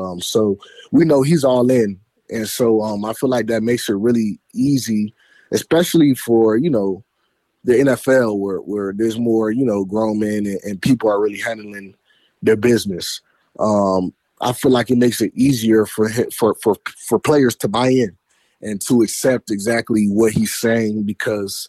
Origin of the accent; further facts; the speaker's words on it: Fort Lauderdale, Florida, United States; moved away; also born or lived in Detroit; I'm a Florida boy. I'm from Fort Lauderdale